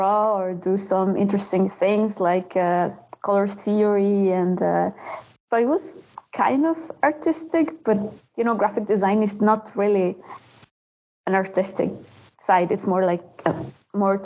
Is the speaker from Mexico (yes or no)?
yes; Mexico; moved away as an adult; now in Montreal, Canada; I grew up in Mexico